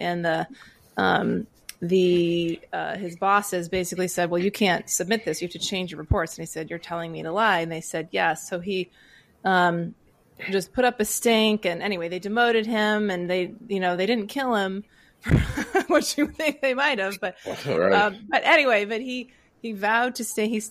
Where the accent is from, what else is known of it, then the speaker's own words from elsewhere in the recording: Maine, United States; also born or lived in Virginia; I grew up in Maine